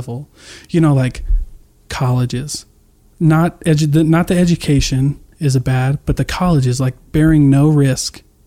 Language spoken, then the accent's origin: English; Iowa, United States; now in Salt Lake City, United States; I grew up really Republican, but I grew up in Iowa